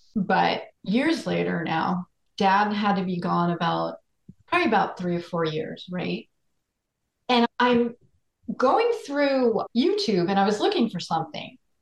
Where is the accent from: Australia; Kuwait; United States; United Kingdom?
United States; Floral Park, New York; also born or lived in Queens, New York; I grew up in Floral Park, New York, Queens a little bit, and then we moved to Floral Park when I was about nine